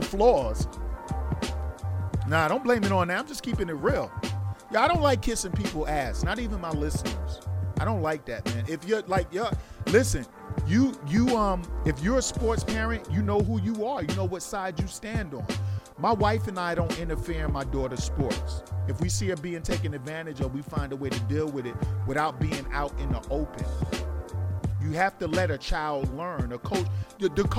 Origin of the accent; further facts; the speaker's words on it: New York City, New York, United States; I grew up in New York City